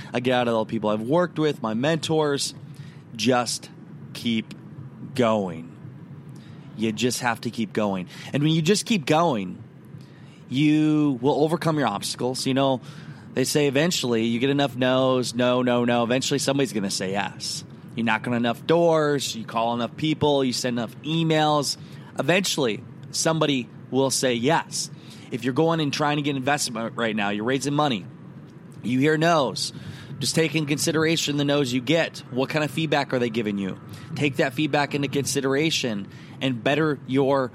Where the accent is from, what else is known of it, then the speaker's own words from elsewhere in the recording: Garnavillo, Iowa, United States; now in Orlando, United States; I am driving from Garnavillo, my hometown